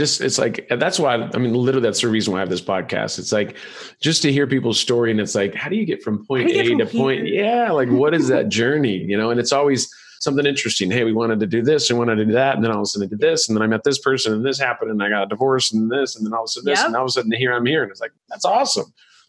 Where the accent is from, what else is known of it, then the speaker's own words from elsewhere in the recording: Ireland; see, I'm Irish and I have this very beautiful milky white skin